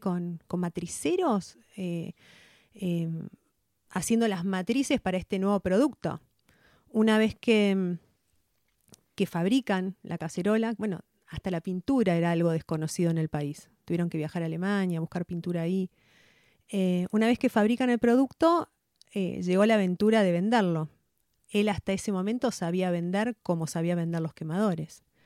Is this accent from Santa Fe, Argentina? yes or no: yes; Venado Tuerto, Santa Fe, Argentina; nací en Venado Tuerto, en provincia de Santa Fe. Eh, vivíamos en el campo, mi mamá, mi papá y mi hermano. Eh, estudié en un colegio del Estado